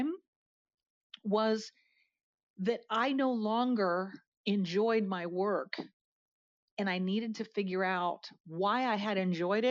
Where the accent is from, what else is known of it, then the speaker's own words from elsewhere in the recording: outside of Harrisburg, Pennsylvania, United States; moved away as an adult; now in Atlanta, United States; I am a Pennsylvania girl. I grew up outside of Harrisburg, Pennsylvania